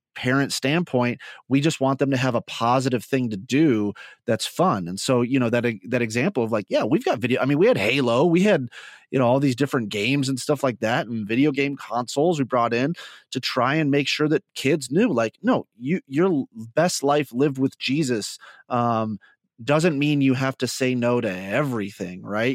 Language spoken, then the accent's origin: English; Midwest, United States; accent: Midwest; my Midwest just came out there a little bit.